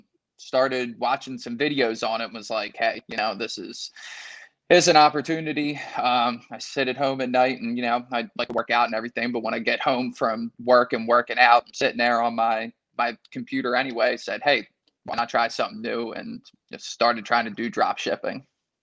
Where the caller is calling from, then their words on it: Wilmington, Delaware, United States; I'm from Wilmington, Delaware.